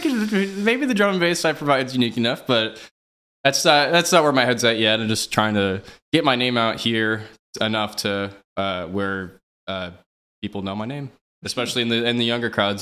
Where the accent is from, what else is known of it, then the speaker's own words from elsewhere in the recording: Overland Park, Kansas, United States; I grew up uh, in Overland Park, it's like Johnson County, on the Kansas side